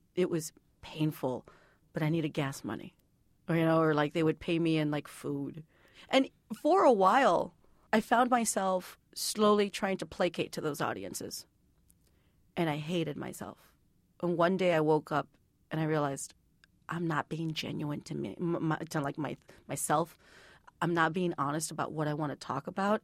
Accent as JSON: {"language": "English", "town": "San Juan", "region": "Texas", "country": "United States", "tie": "born or raised there", "said": "I grew up in a, a little town called San Juan, Texas"}